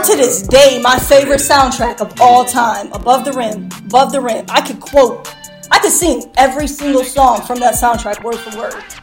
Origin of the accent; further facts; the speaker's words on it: Chicago, Illinois, United States; now in Bradley, United States; I'm from Chicago, but I currently reside in Bradley.